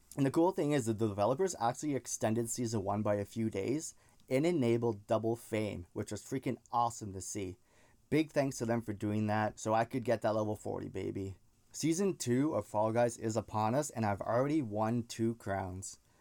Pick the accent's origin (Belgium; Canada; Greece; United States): Canada; I'm Canadian, so that's why I threw the A in there